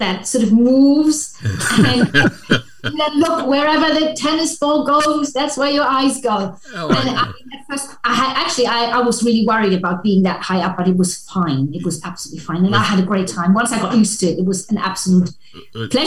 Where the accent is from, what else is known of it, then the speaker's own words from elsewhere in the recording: Germany; I grew up in Europe, in Germany, so we do A-levels